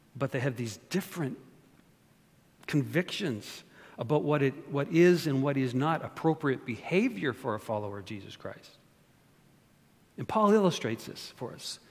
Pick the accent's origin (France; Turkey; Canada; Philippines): Canada; now in United States; I'm not only born and raised in Canada, but I'm a citizen of the United States of America.